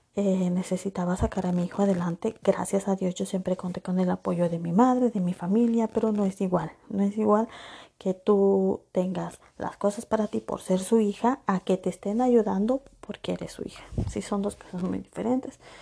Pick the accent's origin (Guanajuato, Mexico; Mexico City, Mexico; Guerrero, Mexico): Guerrero, Mexico; Acapulco; moved away as an adult; yo nací en Acapulco Guerrero